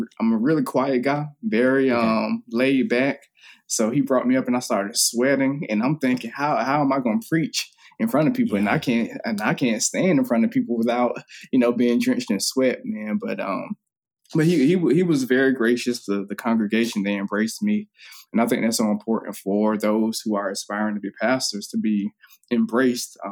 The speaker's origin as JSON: {"language": "English", "town": "Daytona Beach", "region": "Florida", "country": "United States", "also_born_or_lived": "upstate New York", "said": "I'm from Daytona Beach, Florida"}